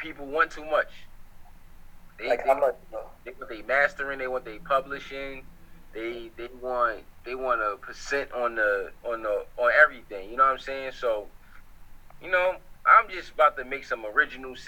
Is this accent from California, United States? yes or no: no; New York City, New York, United States; also born or lived in Harlem, New York; Most of my years of like being aware of life, I grew up in the Bronx